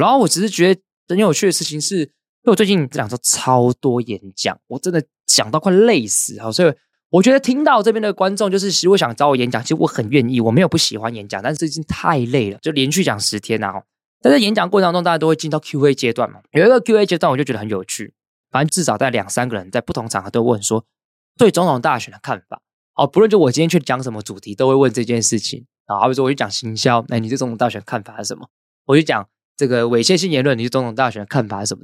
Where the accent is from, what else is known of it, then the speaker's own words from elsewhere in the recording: Hsinchu, Hsinchu City, Taiwan; 因为我是新竹人，我读新竹是建工高中，清交大就在我旁边